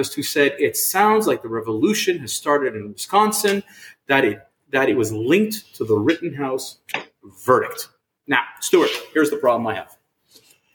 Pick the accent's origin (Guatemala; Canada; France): Canada; as a Canadian